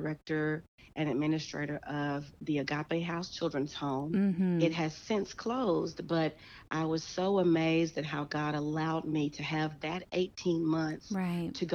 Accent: Calion, Arkansas, United States; also born or lived in Russellville, Arkansas; now in El Dorado, United States; I grew up in Callion, Arkansas, and attended the Norflint High School

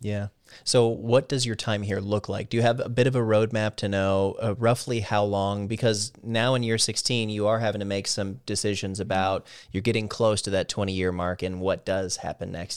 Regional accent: Midwest, United States; moved away; being from the Midwest

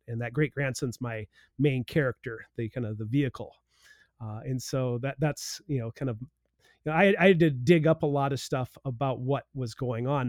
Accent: South Dakota, United States; now in Blue Earth County, Minnesota, United States; I grew up in South Dakota

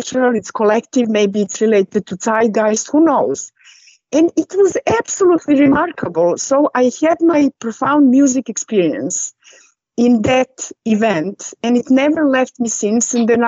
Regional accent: Norway; English is a second language; now in England, United Kingdom; And we actually met when I came from Norway to England, actually on Chelsea match versus Arsenal.

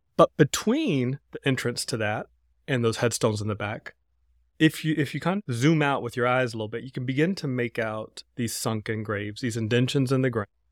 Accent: North Carolina, United States; from my home state of North Carolina

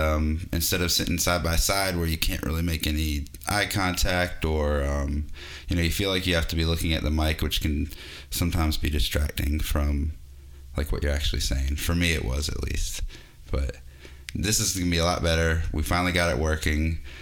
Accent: Boston, Massachusetts, United States; moved away; I was born in Boston

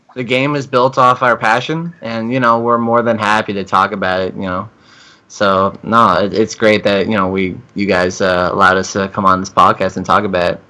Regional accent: Canada; I'm Canadian

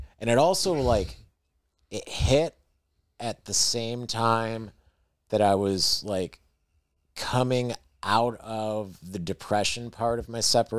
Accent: Western New York, United States; Do I turn on my flashers or do I admit I'm from Western New York? I'm still from Western New York.

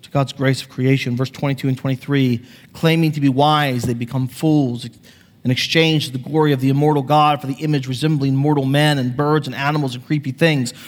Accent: United States; I grew up on the Chesapeake Bay

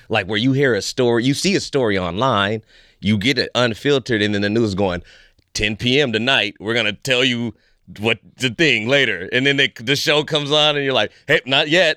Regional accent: Fresno, California, United States; moved away as an adult; now in Vancouver, Canada; I'm American made.

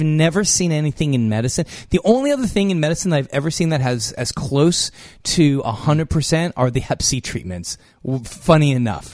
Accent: California, United States; I'm from California.

